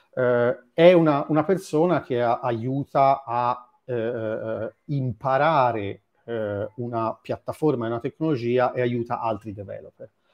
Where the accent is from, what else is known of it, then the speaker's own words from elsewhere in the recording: Florence, Tuscany, Italy; accent: Florentine; sono di Firenze